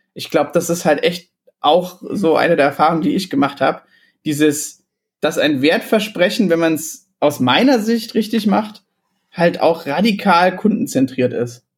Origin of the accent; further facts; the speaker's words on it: Illertissen, Bavaria, Germany; moved away; ich komme aus Illertissen ursprünglich, das ist ein äh, kleines Kaff irgendwo im Süden